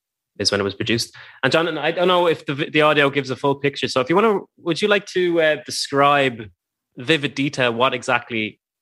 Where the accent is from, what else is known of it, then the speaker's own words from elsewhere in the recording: Ireland; we're Irish